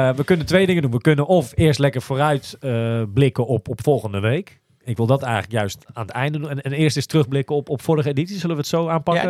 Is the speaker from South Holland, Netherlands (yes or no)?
no; Almere, Flevoland, Netherlands; ik kom uit Almere